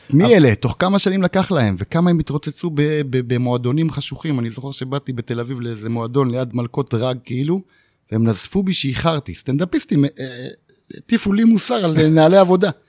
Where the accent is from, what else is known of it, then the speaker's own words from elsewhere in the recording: Ma'agalim, Southern District, Israel; במעגלים, מושב מעגלים, בדרום. עכשיו זה נקרא עוטף עזה